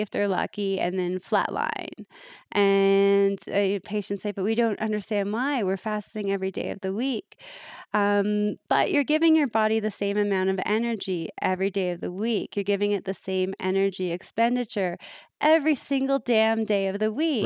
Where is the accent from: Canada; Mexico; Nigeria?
Canada; Toronto, Ontario; I'm from Canada